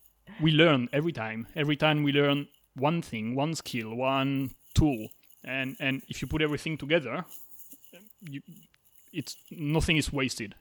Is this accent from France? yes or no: yes; France; so I'm from France